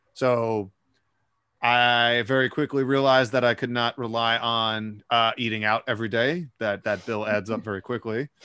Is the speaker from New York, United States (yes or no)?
yes; New York City, New York, United States; I live in Brooklyn, New York, but I, uh, I grew up in New York City